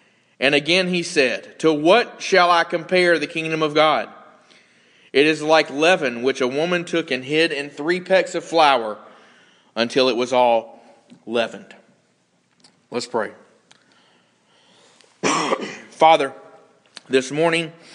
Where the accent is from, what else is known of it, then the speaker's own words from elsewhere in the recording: United States; as an American